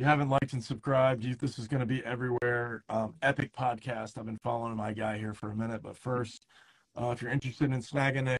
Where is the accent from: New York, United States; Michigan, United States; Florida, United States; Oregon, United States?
Florida, United States; Destin; now in San Diego, United States; I'm from Destin